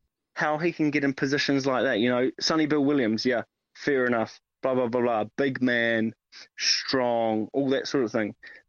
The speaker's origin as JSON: {"language": "English", "country": "France", "said": "I'm from France, and I'm currently sat in a tiny bedroom after having a full day of skiing."}